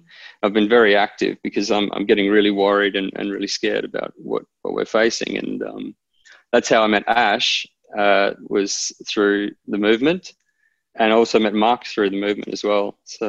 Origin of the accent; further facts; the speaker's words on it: Clermont, Queensland, Australia; moved away as an adult; also born or lived in Germany / Brisbane / Aberdeen, Scotland; Grew up in central Queensland in a small coal mining town called Clermont, which is the closest town to the proposed Adani mine. There until I was 18, and then I did an exchange program to Germany.